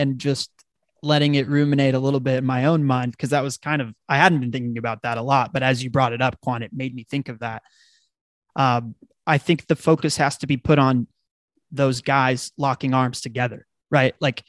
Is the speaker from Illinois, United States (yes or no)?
no; Dallas, Texas, United States; I grew up in Dallas